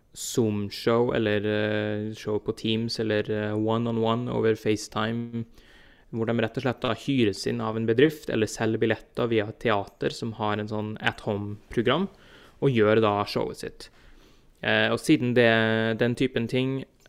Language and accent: Norwegian; Trondheim, Trøndelag, Norway; moved away as an adult; now in New Jersey, United States; flytta jeg fra Trondheim til eh, tilfelle du ikke har hørt på dialekten min at det er der, der er fra, til New Jersey og New York her i USA